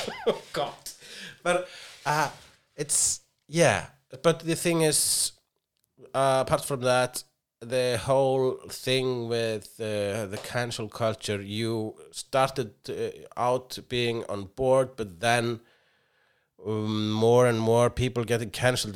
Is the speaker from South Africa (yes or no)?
no; Iceland; I am Icelandic